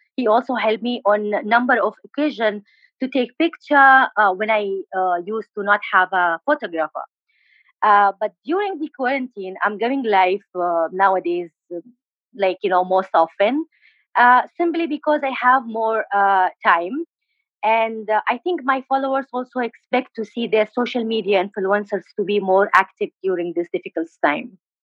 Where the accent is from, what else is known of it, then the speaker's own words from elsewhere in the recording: Aden, Yemen; English is a second language; moved away as an adult; also born or lived in Al Bayda; now in India; I'm from uh, Yemen. I'm from uh, basically from Al Bayda, but um, I born and raised in Aden, and uh, now I live in India.